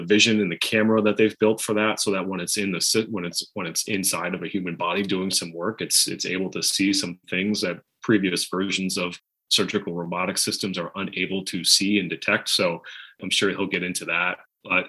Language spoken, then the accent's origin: English; Boston, Massachusetts, United States; I'm from Boston